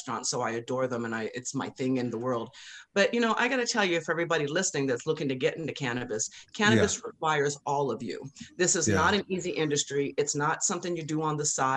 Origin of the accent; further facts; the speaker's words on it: Colorado, United States; growing up in Colorado